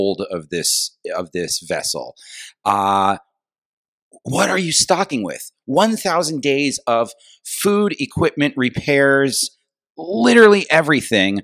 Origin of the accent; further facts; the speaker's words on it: New York, United States; as a New Yorker